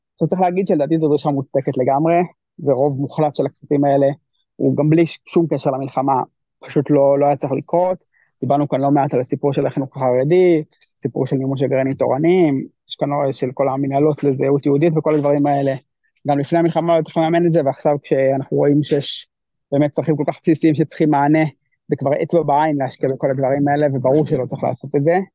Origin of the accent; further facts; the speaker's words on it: Israel; בתור ישראלי